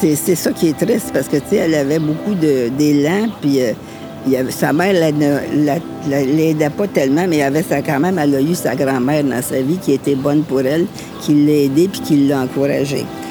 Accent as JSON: {"language": "French", "town": "Montreal", "region": "Quebec", "country": "Canada", "tie": "born or raised there", "said": "Je suis native d'Ochalaga Maisonneuve, du quartier ici. Je suis venue au monde ici"}